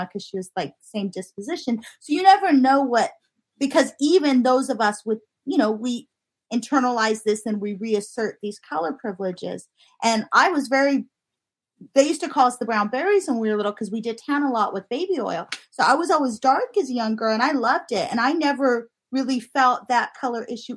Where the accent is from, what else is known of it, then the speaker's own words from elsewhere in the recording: Southern California, United States; moved away; also born or lived in Houston; I grew up in SoCal